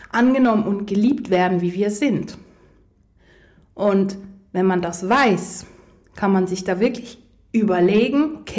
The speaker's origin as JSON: {"language": "German", "country": "Poland", "said": "Ich komme ja aus Polen ursprünglich und hey, Polen, die sind immer sehr herzlich und sehr offen."}